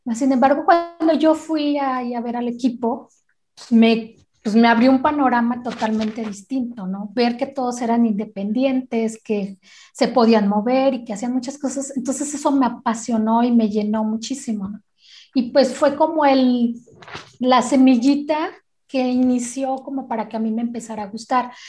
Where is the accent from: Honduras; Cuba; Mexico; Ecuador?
Mexico; Guadalajara, Jalisco; soy de Guadalajara, Jalisco